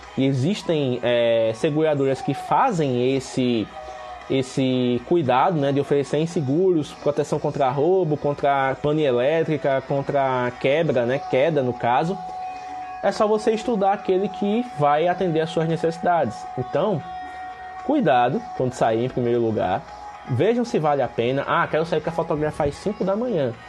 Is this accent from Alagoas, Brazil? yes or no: yes; Penedo, Alagoas, Brazil; eu sou de Penedo, que é uma cidade pequena aqui no interior de Alagoas